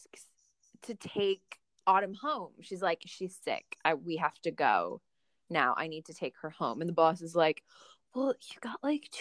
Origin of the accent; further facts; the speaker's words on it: Northwest Indiana, United States; I grew up in Northwest Indiana, suburbs of Chicago